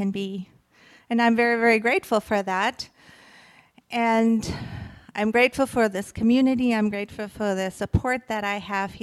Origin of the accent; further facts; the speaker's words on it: Germany; moved away; When I grew up in Germany, I grew up in a family, there was never enough